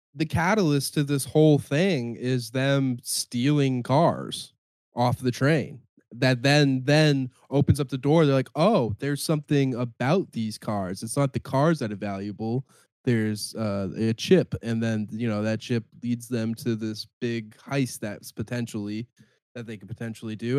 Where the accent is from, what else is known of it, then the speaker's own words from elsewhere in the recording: Canada; I'm from Canada